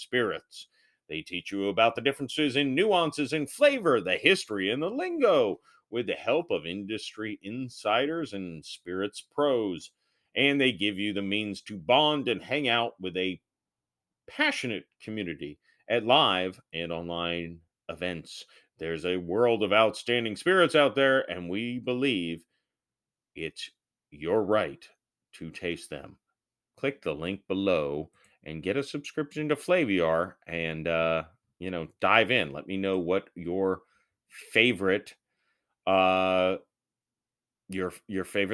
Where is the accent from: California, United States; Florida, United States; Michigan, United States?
Florida, United States; St. Petersburg; I was born in St. Petersburg, Florida, and I still live here